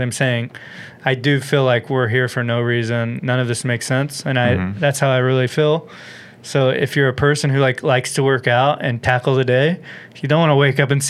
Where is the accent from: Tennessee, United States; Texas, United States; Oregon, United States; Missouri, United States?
Texas, United States; also born or lived in San Diego; now in Los Angeles, United States; I'm from Texas.